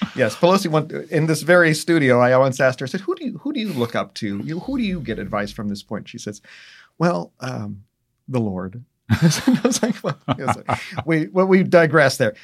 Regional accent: Pennsylvania, United States; in Pennsylvania, uh, in particular my home state

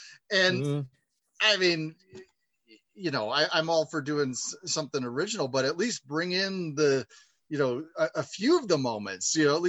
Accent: Chicago, Illinois, United States; I grew up watching those in Chicago.

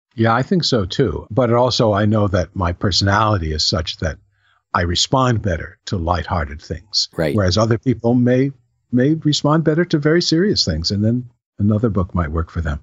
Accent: New Rochelle, New York, United States; When I was a kid, I grew up in New Rochelle in Westchester

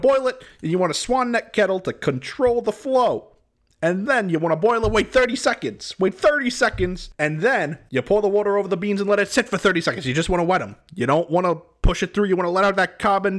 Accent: Providence, Rhode Island, United States; Are you kidding? I'm from Providence.

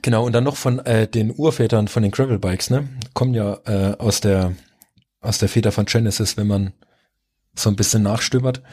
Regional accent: Rhön, Germany; also born or lived in Saarland / French-Luxembourg border area; now in Middle Franconia, Germany; weil es meine Heimat ist

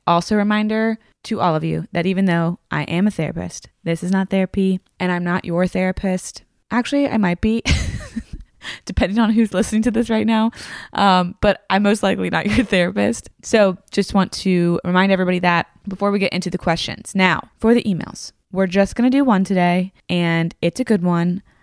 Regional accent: Tennessee, United States; also born or lived in Virginia; I grew up in the South

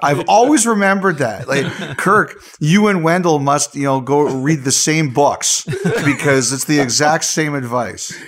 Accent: Canada; as a Canadian

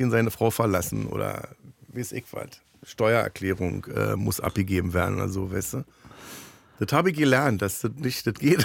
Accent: Germany; ich bin ja Deutscher

